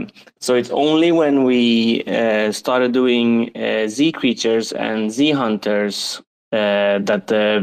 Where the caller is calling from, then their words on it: Sweden; English is a second language; I'm in Sweden, but I've been working a bit on and off and traveling a lot.